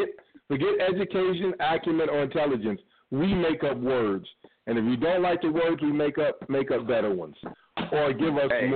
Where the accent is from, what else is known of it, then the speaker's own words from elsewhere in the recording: Cleveland, Ohio, United States; also born or lived in suburbs of Chicago, Illinois; now in Pomona, United States; But I'm 216 in heart, born Cleveland, raised between Cleveland and the suburbs of Chicago. I'm a Cleveland boy.